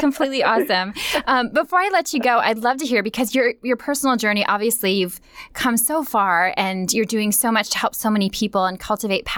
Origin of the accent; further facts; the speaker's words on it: Minnesota, United States; Growing up in Minnesota